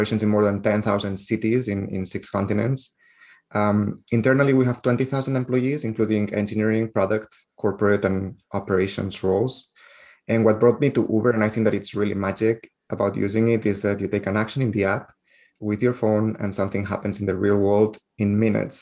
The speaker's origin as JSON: {"language": "English", "town": "Barcelona", "region": "Catalonia", "country": "Spain", "tie": "born or raised there", "also_born_or_lived": "Netherlands", "accent": "Spanish", "second_language": "English", "moved": "as an adult", "lives_now": "San Francisco, United States", "said": "I was raised born and raised in Barcelona, and you can tell probably by my Spanish accent."}